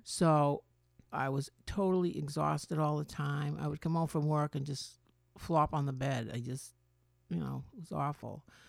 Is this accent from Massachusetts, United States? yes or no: yes; Medford, Massachusetts, United States; I grew up in Medford, Massachusetts